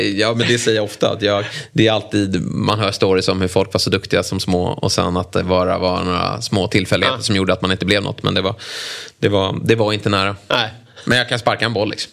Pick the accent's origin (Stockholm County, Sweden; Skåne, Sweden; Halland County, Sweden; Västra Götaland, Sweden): Stockholm County, Sweden; Lidingö; jag var med i Lidinges eh, där jag är uppvuxen